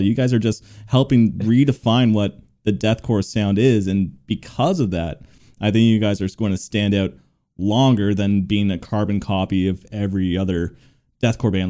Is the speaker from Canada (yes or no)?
yes; Toronto, Ontario, Canada; I'm from Toronto too